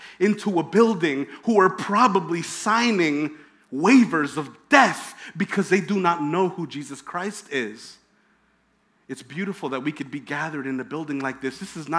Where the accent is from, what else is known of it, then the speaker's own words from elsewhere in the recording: Hempstead, New York, United States; I grew up in Hempstead